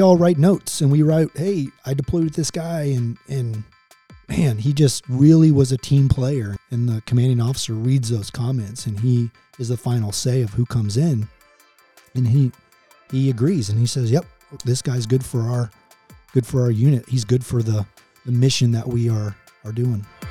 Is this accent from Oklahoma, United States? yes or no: yes; Tulsa, Oklahoma, United States; moved away; I was born in Tulsa, Oklahoma. Uh, born and raised there, went to a small Christian school in Tulsa